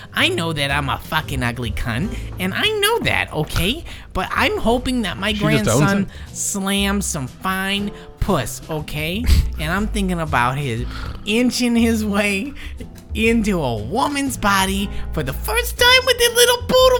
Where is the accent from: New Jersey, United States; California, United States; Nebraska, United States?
New Jersey, United States; Cervix. What? I'm from New Jersey. You knew what this was.